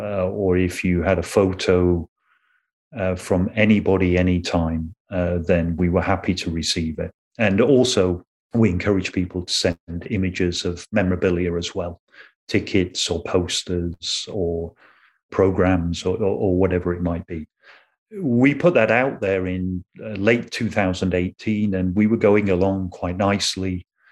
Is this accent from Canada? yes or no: yes; Canada; because obviously being Canadian, a lot of … stuff came in.